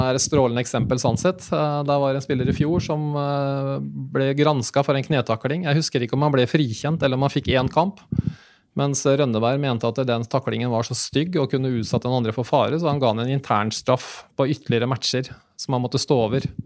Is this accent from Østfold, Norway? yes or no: yes; Sarpsborg, Østfold, Norway; moved away as an adult; now in Fredrikstad, Norway; født og oppvokst i Sarpsborg.